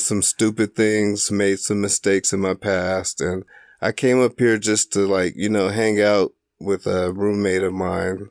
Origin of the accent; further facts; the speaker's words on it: Springfield, Illinois, United States; moved away as an adult; now in Duluth, United States; I grew up in Springfield, Illinois